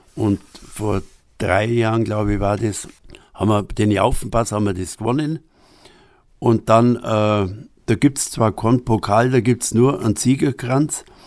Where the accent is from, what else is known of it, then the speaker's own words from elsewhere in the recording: Upper Bavaria, Germany; accent: Upper Bavarian dialect; moved away as an adult; also born or lived in Berlin; now in Nesselwang, Germany; Ein Oberbayer, ja, genau, in Oberbayern